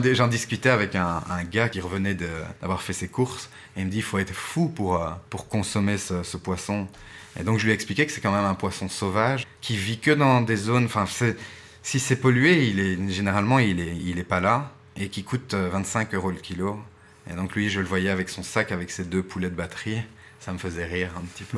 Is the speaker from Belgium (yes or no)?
yes; Ixelles, Brussels-Capital Region, Belgium; je suis né à Ixelles. Je suis 100% bruxellois